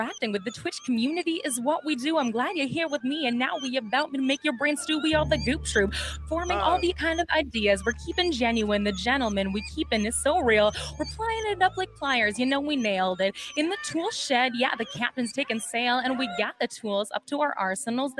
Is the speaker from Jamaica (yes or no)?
no; Canada; I'm Canadian